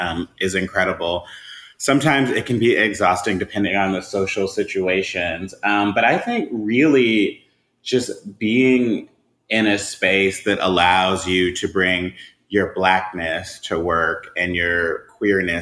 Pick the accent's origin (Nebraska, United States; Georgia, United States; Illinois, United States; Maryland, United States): Georgia, United States; Atlanta; I am a lifelong Atlantan, so I'm just passionate about the city of Atlanta